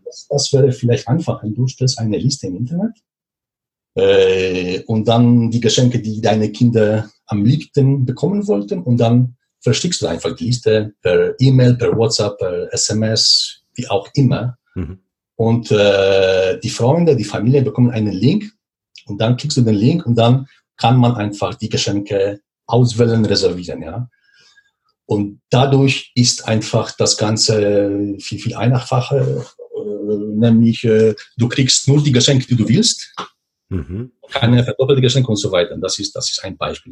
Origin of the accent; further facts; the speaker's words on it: Poland; German is a second language; moved away as an adult; also born or lived in Switzerland; komme ursprünglich aus Polen ich bin in Walsburg geboren, aufgewachsen